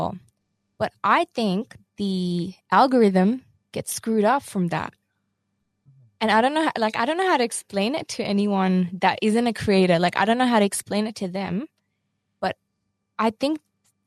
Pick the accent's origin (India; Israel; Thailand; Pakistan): Pakistan; I'm Pakistani